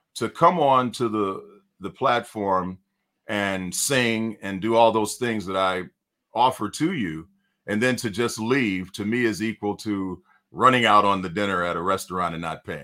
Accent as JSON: {"language": "English", "town": "Detroit", "region": "Michigan", "country": "United States", "tie": "born or raised there", "moved": "yes", "lives_now": "California, United States", "said": "I'm from Detroit, Michigan"}